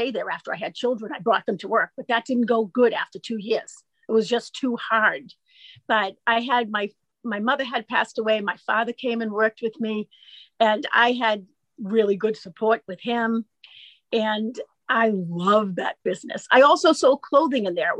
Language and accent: English; Wakefield, Massachusetts, United States; I grew up here